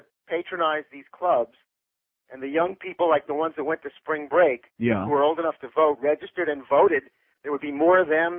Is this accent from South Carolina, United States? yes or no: yes; South Carolina, United States; now in South Florida, United States; I grew up in South Carolina, and there were definite towns. You know, you drive out of town, you'd have the suburb. You know, you'd see trees and things, and then you get to the next town.